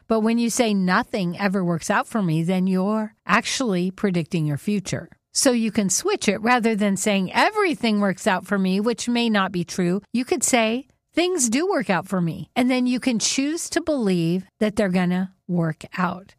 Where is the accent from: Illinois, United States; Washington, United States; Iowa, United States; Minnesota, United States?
Washington, United States; Whidbey Island; we grew up on Whidbey Island.